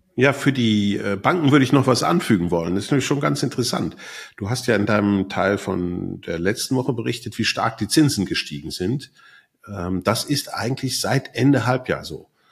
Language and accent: German; Switzerland; bei uns in der Schweiz